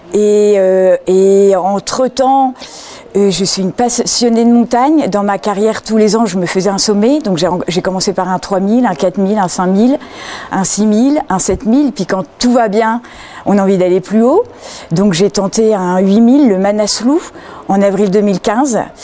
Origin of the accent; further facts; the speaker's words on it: the North, Hauts-de-France, France; moved away as an adult; also born or lived in Madrid, Spain / Argentina; je viens du nord. je suis une ch'ti.